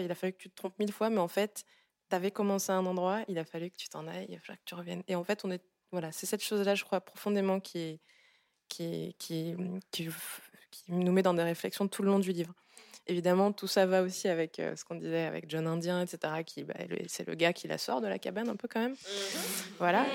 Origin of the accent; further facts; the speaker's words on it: Gabon; now in France; Je viens du Gabon